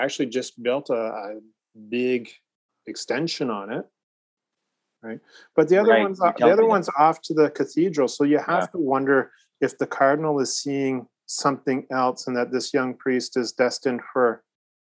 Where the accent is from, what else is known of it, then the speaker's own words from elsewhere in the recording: Newmarket, Ontario, Canada; the pastor that we had growing up in Newmarket